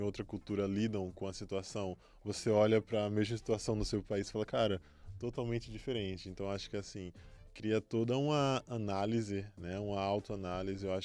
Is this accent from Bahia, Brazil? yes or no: yes; Bahia, Brazil; born or raised there; moved away; also born or lived in Feira de Santana / São Paulo